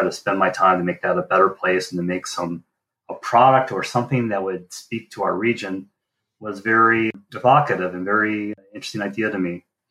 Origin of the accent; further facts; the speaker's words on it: Northern Michigan, United States; also born or lived in Detroit; I was born in Detroit, although my father claims that I probably was conceived in East Bay of Grand Traverse Bay. That might be a little too much information, but I've been there for my whole life.